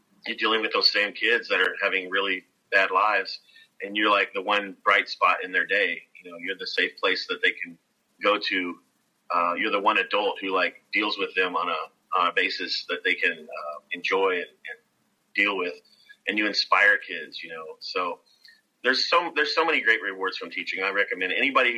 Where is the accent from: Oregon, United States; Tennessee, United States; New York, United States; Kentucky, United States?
Kentucky, United States; Growing up in Kentucky